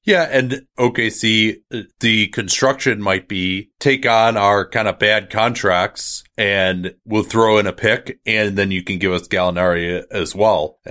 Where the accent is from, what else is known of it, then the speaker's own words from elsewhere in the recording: Berkeley, California, United States; my hometown of Berkeley, California